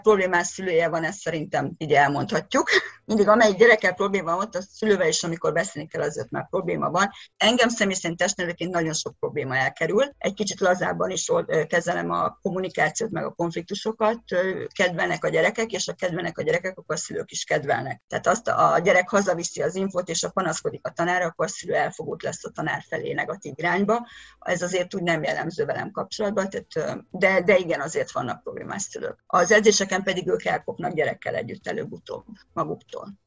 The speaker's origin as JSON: {"language": "Hungarian", "country": "Hungary", "tie": "born or raised there", "moved": "as an adult", "lives_now": "Budapest, Hungary", "said": "egy vidék kiskolából egy 3000 fős faluból származom"}